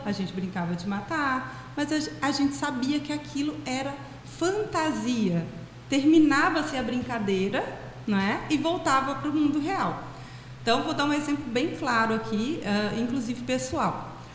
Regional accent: Brazil; no nosso país, especialmente eu, né, lá no meu estado

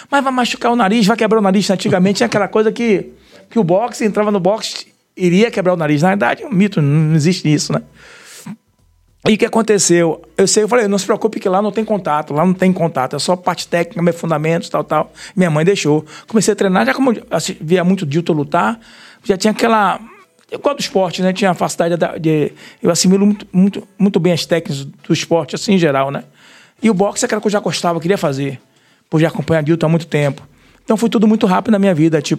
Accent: Salvador, Bahia, Brazil; no bairro da Cidade Nova, bairro que eu sou nascido e criado. Você nasceu é, na Cidade Nova? É, nasci na Cidade Nova.

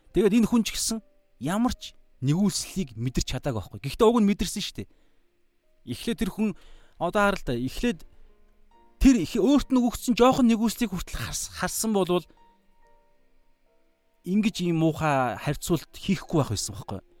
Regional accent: Mongolia; born or raised there

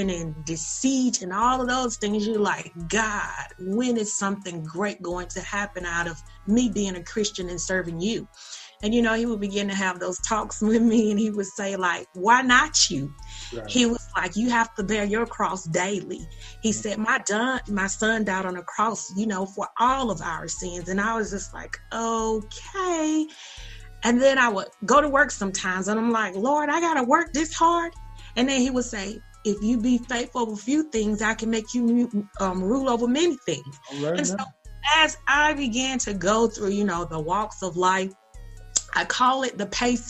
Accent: Perry, Georgia, United States; born or raised there

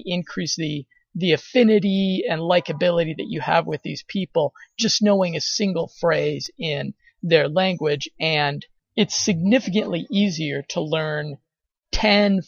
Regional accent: United States; as an American

